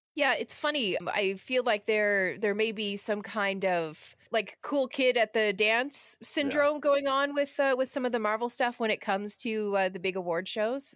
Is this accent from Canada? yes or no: yes; Canada; being Canadian